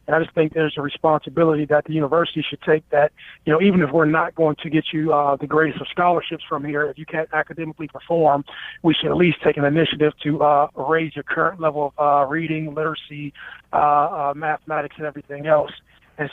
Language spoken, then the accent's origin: English; Youngstown, Ohio, United States; I come from Youngstown.